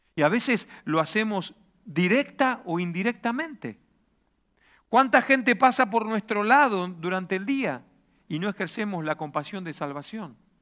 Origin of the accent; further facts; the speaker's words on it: Argentina; also born or lived in Reus, Catalonia; now in Spain; en Argentina vivimos de crisis en crisis